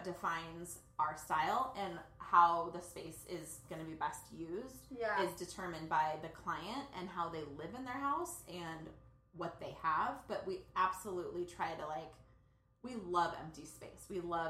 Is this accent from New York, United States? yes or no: no; Santa Barbara, California, United States; in Santa Barbara, we grew up on the Westside in a two-bedroom, one-bathroom house.